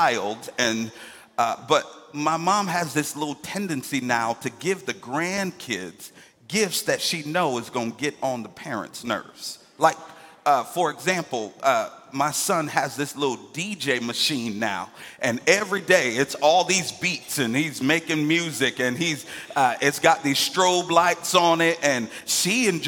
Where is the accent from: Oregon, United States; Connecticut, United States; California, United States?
Connecticut, United States; Hartford; now in Atlanta, United States; I grew up in a place called Hartford, Connecticut